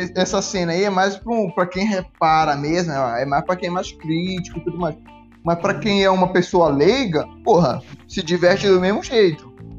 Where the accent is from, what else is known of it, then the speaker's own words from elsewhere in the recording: Santana, Amapá, Brazil; now in Maringá, Brazil; eu vim de Santana do Amapá